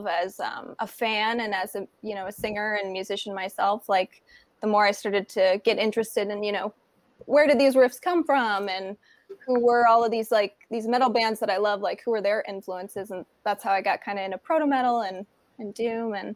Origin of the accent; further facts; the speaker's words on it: Denver, Colorado, United States; I grew up in Denver, Colorado